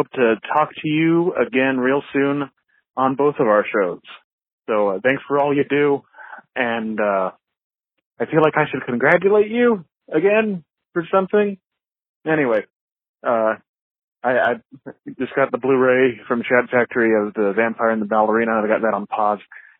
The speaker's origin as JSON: {"language": "English", "region": "Texas", "country": "United States", "said": "I just say y'all a bunch, but I'm from Texas."}